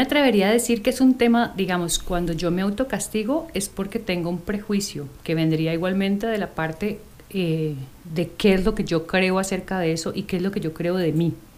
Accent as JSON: {"language": "Spanish", "country": "Colombia", "moved": "yes", "said": "yo soy colombiana"}